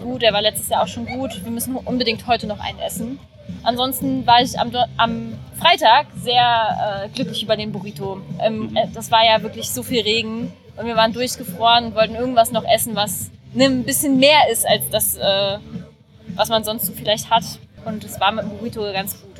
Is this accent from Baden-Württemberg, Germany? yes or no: no; Berlin, Germany; wir kommen aus Berlin